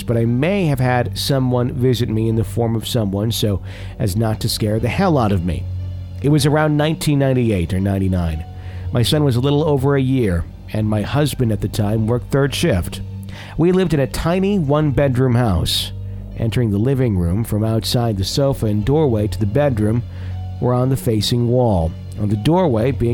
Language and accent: English; Fond du Lac, Wisconsin, United States; moved away; back in my hometown in Fond du Lac